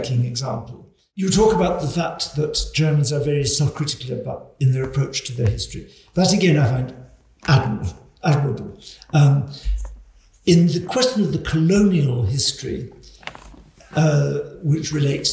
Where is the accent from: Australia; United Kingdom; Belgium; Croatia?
United Kingdom; Scotland; moved away as an adult; A Scot.